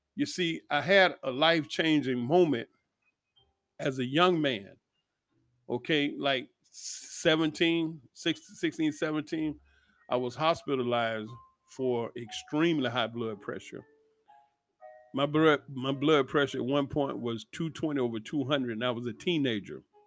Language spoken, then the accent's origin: English; Atlanta, Georgia, United States; Growing up in Atlanta